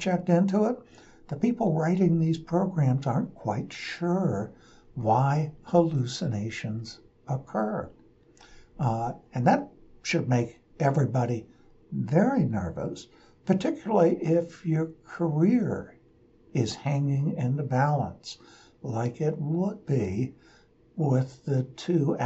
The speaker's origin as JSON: {"language": "English", "town": "Portland", "country": "United States", "said": "I'm from Portland."}